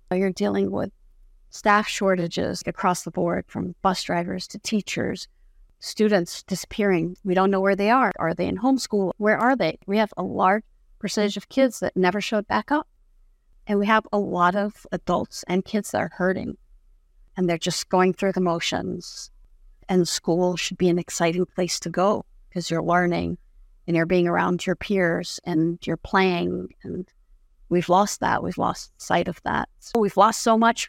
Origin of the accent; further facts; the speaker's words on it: Jordan; first language Arabic; English is a second language; now in United States; I was born and raised in the Middle East, and I'm not in Jordan